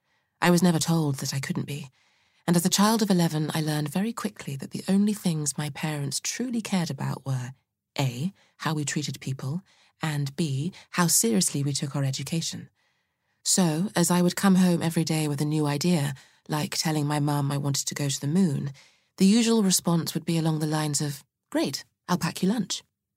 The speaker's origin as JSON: {"language": "English", "town": "Saskatoon", "region": "Saskatchewan", "country": "Canada", "tie": "born or raised there", "said": "I was born and raised in Saskatoon, Saskatchewan, Canada, so the big city could have been literally anywhere but there."}